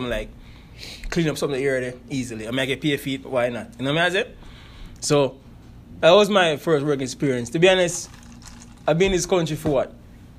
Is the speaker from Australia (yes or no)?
no; Mexico; now in United States; So me like consider as a Mexican over here, as the American would I put it.